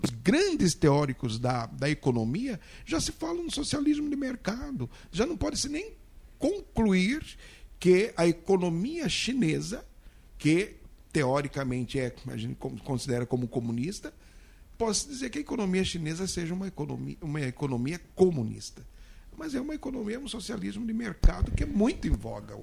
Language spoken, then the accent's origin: Portuguese; Mato Grosso, Brazil; sou de Mato Grosso